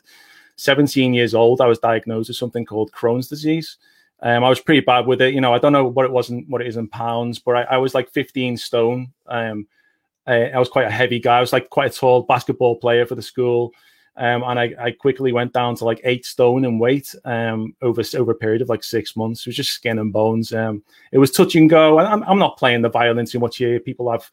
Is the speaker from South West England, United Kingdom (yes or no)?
no; Liverpool, North West England, United Kingdom; accent: Liverpool; It's 2 p.m. in the afternoon here in Liverpool, UK. I tend to talk quite quickly, so our accents are quite quick over here